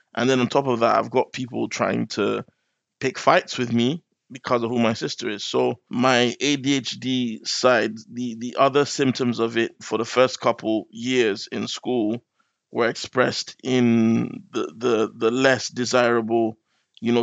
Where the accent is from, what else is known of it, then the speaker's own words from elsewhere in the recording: Nigeria; now in London, United Kingdom; my parents moved back when I was still quite little. So I spent half my life in Nigeria.